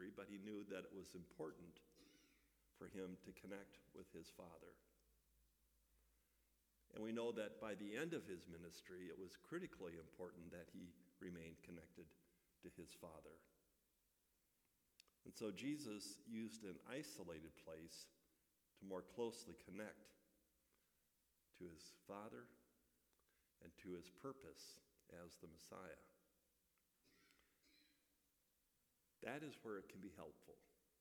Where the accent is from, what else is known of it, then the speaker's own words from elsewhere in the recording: Midwest, United States; moved away; growing up in the Midwest